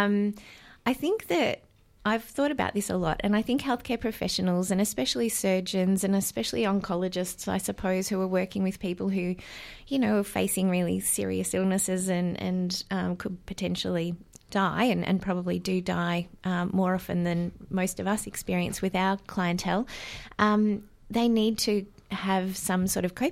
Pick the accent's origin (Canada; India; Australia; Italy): Australia; Warrnambool, Victoria; I'm from Victoria, down in Warrnambool